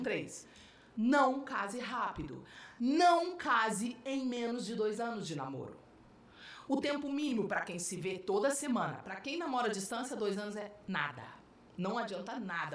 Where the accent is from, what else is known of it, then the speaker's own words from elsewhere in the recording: Rio de Janeiro, Brazil; moved away as an adult; also born or lived in Belo Horizonte / São Paulo; eu sou carioca